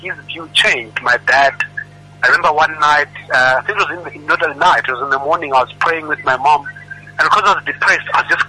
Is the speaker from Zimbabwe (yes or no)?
yes; Zimbabwe; also born or lived in Malawi; now in South Africa; I was born in Malawi, went to school in Zimbabwe, and then ended up in South Africa.